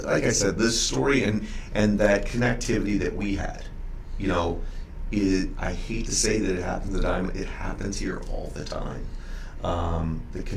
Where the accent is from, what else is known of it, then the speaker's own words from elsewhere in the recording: St. Louis, Missouri, United States; Born and raised in St. Louis